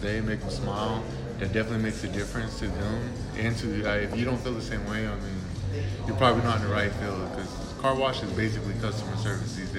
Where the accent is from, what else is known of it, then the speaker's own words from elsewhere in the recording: Anadarko, Oklahoma, United States; also born or lived in Norman, Oklahoma; I was raised basically in Anadarko